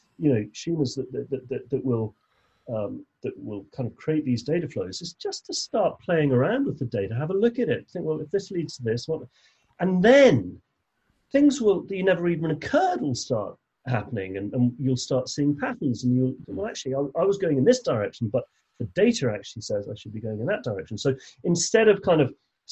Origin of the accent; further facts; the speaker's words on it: England, United Kingdom; I'm English